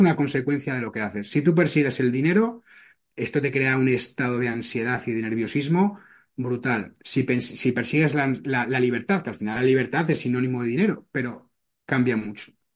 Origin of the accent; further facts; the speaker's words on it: Zaragoza, Aragon, Spain; moved away as an adult; now in Barcelona, Spain; Yo soy natural de Zaragoza, me marché a Barcelona